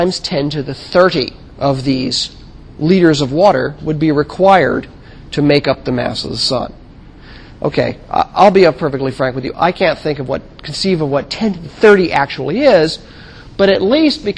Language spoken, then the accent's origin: English; United States; I'm an American boy, and I've grown up with this.